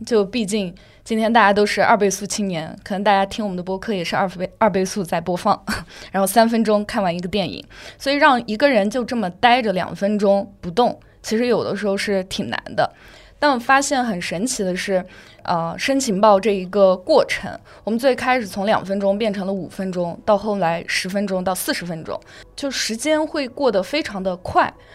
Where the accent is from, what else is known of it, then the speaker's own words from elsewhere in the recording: Yunnan, China; now in Shanghai, China; 因为我是云南人，刚好要回家